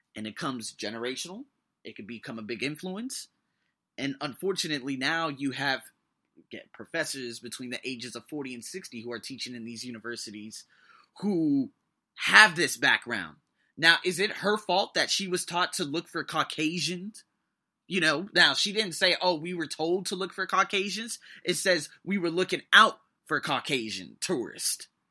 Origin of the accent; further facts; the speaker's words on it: United States; now in Thailand; I'm American, but I have, like, five, ten different backgrounds.